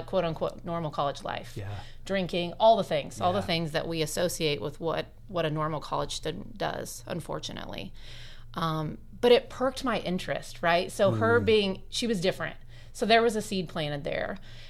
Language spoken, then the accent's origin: English; Bloomington, Indiana, United States; also born or lived in Lafayette, Indiana / San Diego, California; I am a 40-year-old mama of two. I'm married to my husband, Ryan, and I'm born and raised in Bloomington. Okay. So we lived away in Lafayette for a couple of years and then San Diego, but we eventually came home.